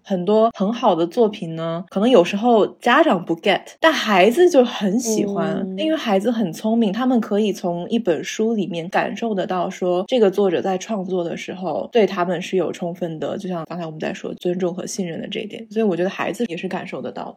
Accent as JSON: {"language": "Chinese", "town": "Zhengzhou", "region": "Henan", "country": "China", "tie": "born or raised there", "also_born_or_lived": "Taipei, Taiwan / United States", "moved": "as an adult", "lives_now": "Beijing, China", "said": "我是在台北出生，在郑州长大，在美国完成了大学和研究所的学业"}